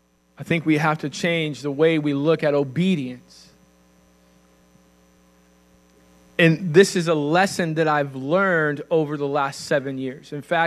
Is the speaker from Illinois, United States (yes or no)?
yes; Illinois, United States; also born or lived in Kentucky / Indiana; And so in Illinois, we were in Northern Illinois first, and then we went back, and I finished high school in Southern Illinois.